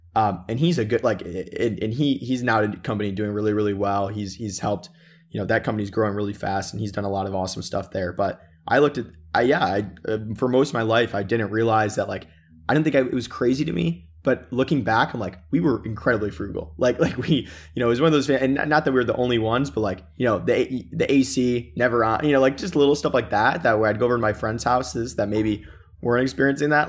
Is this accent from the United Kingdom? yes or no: no; Michigan, United States; also born or lived in Chicago, Illinois; I was born in Chicago. Uh, moved, moved to Michigan when I was pretty young